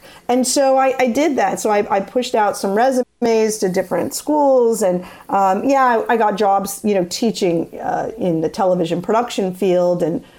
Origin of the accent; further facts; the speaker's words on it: Staten Island, New York, United States; accent: New York City; and we're from Staten Island originally, on that New York City dialect